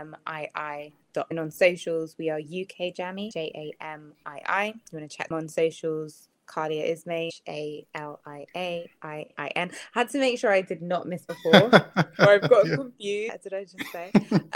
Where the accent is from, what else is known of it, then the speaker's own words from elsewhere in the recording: Jamaica; I'm Jamaican.